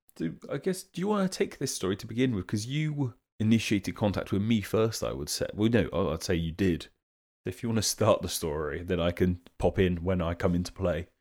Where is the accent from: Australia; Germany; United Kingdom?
United Kingdom; as a Brit myself